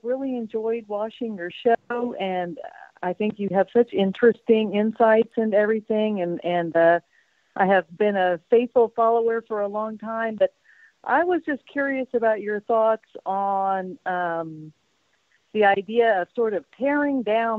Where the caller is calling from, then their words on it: Spain; I'm calling you from Spain.